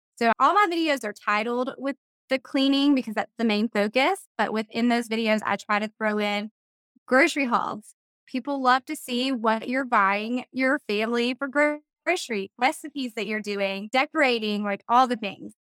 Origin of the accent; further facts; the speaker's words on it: middle Georgia, United States; also born or lived in Valdosta, Georgia / Savannah area, Georgia; I grew up in middle Georgia